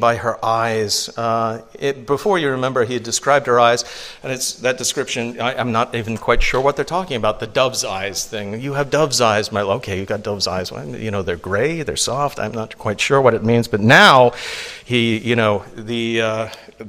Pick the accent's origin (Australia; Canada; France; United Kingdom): United Kingdom; England; now in United States; I grew up in England. I didn't see white teeth until I came to the United States